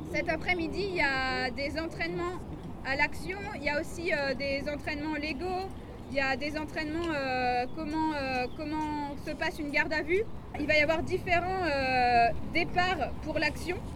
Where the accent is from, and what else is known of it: France